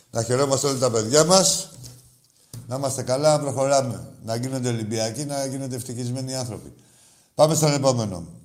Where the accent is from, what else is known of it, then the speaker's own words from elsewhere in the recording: Tsilivi, Ionian Islands, Greece; Εμεί είμαστε από το Τσιλιβί. Δεν λέει βάγει εκεί.